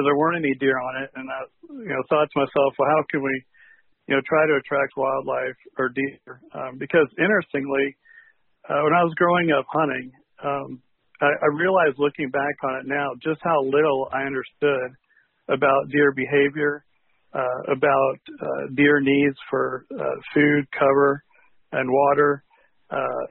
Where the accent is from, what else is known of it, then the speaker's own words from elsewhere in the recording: Dallas, Texas, United States; I grew up in Dallas, Texas